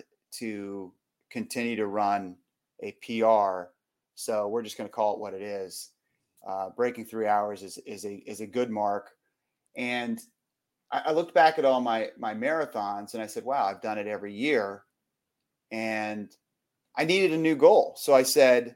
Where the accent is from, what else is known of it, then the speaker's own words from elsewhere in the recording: Arlington, Virginia, United States; my hometown, Arlington